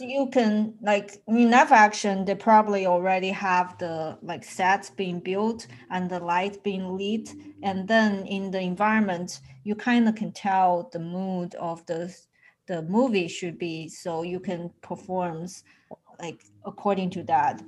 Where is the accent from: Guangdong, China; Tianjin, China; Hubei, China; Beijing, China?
Hubei, China; Wuhan; now in United States; Since I have moved to the US, I'm far away from my home. It makes me the one who always worry about them, especially recently since Wuhan is actually my hometown.